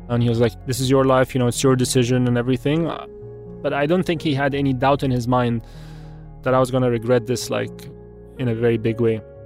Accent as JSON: {"language": "English", "country": "Egypt", "also_born_or_lived": "Wimbledon, London, United Kingdom", "said": "I'm forty-one years old, I'm Egyptian."}